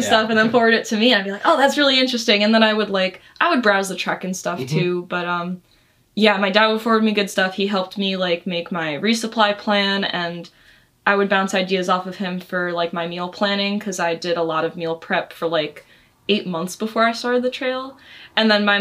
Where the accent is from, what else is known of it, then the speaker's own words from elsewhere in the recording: New Jersey, United States; I grew up in New Jersey and we would go on hikes in the Delaware Water Gap a lot